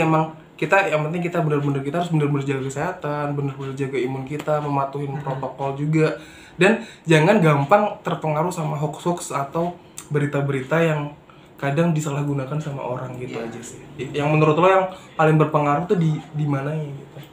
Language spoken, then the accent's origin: Indonesian; Manado, North Sulawesi, Indonesia; Aku asal dari Manado